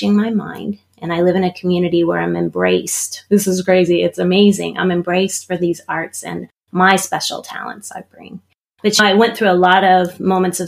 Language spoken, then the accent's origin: English; Pittsburgh, Pennsylvania, United States; moved away; also born or lived in Maryland; I grew up in Pittsburgh, Pennsylvania, so I am American.